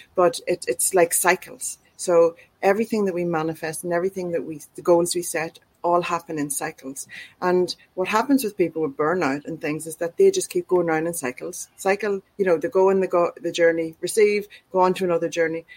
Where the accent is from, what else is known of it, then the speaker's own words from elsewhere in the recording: Ireland; moved away as an adult; now in Australia; I'm from Ireland, so we moved to Australia two and a half years beforehand